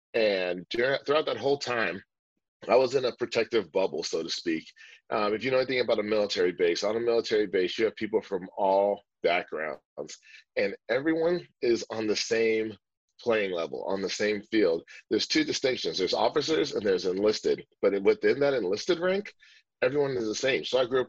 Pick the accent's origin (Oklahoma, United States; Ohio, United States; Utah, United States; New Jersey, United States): New Jersey, United States; born there; also born or lived in Kansas; I was born in New Jersey. I'm the son of two immigrants from a small island called St. Kitts and Nevis.